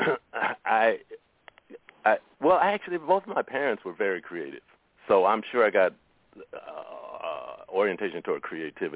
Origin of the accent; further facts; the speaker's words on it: Chicago, Illinois, United States; moved away as an adult; also born or lived in San Francisco, California; now in San Francisco Bay Area, United States; I grew up in Chicago, but I was born in San Francisco, and my whole adult life has been out here